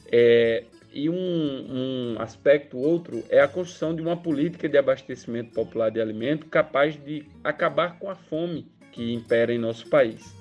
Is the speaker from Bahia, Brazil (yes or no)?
yes; Bahia, Brazil; camponês, militante do Movimento dos Pequenos Agricultores, sou baiano